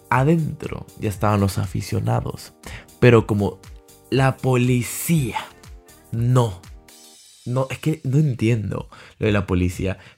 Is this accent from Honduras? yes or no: yes; Honduras; Todos somos hondureños, no importa el equipo